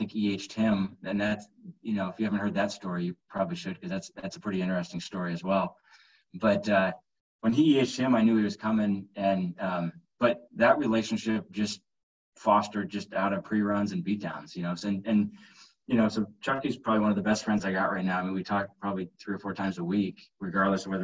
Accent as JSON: {"language": "English", "region": "Southeast Iowa", "country": "United States", "tie": "born or raised there", "moved": "as an adult", "lives_now": "Omaha, United States", "said": "grew up in Southeast Iowa and moved to Omaha about 17 years ago"}